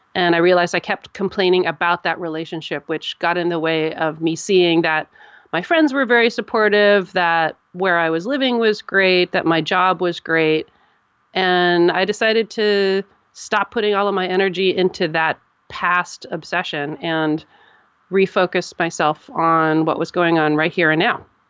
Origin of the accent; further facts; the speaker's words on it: United States; I'm an American